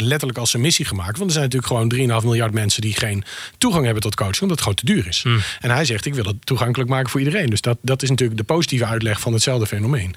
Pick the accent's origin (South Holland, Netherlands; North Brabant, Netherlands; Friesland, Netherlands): Friesland, Netherlands; wij komen allebei uit Friesland